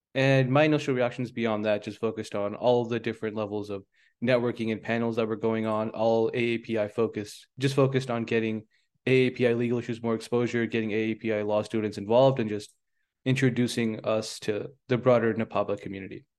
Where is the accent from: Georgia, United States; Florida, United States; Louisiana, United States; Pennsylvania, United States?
Louisiana, United States; Bay Area, California; moved away as an adult; also born or lived in Boston; So I was born in the Bay Area in California, in a suburb of San Francisco that was essentially fifty percent Asian. And I moved later on to Louisiana, where me and my brother were the only South Asians in my entire high school